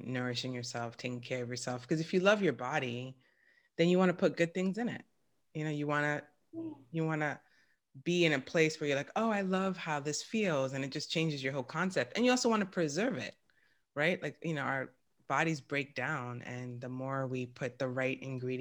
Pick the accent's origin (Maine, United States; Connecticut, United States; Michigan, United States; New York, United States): New York, United States; now in Bay Area, United States; growing up in New York where nobody knew each other and it was millions of people